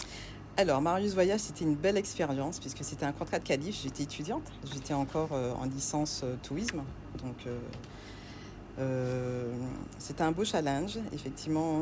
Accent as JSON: {"language": "French", "town": "La Désirade", "country": "Guadeloupe", "tie": "born or raised there", "said": "Je suis originaire de l'île de la Dizirade, euh, qui fait donc partie, euh, de l'archipel Guadeloupe"}